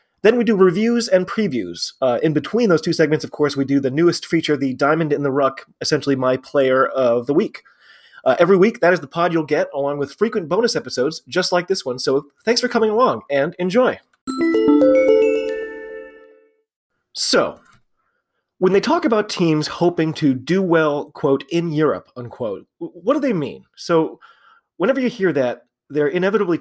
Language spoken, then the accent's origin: English; United States; I'm an American rugby fan